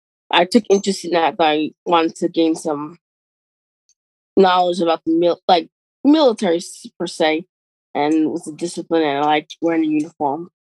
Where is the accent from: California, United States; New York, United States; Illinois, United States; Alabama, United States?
New York, United States; Bay Shore; also born or lived in Harlem, New York / Bronx, New York; So I was born in Harlem. Then I went to live in the Bronx a little bit before moving to Long Island Bay Shore. And I went to the Brentwood School District from first grade through 12th grade.